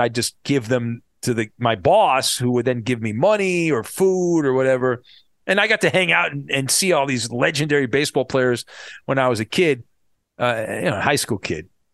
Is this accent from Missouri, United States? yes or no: no; Orange County, California, United States; I grew up in Orange County, not far from the Big A where the Angels play